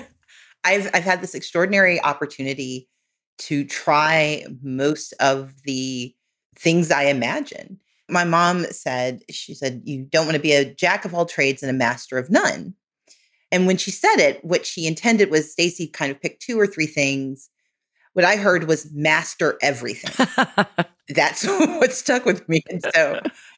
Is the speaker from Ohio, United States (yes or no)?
no; Mississippi, United States; moved away; also born or lived in Georgia; So where I grew up in Mississippi